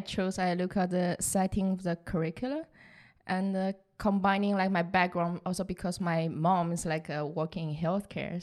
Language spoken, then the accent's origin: English; southern China, China; English is a second language; moved away as an adult; also born or lived in Rotterdam, Netherlands; now in Netherlands; I was born in the south of China, so actually really close to Vietnam.